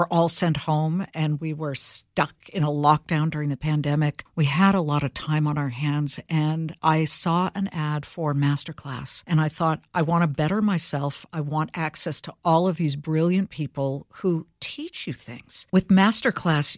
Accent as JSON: {"language": "English", "town": "Los Angeles", "region": "California", "country": "United States", "also_born_or_lived": "Cleveland, Ohio / Columbus, Ohio", "moved": "yes", "said": "I'm from L.A."}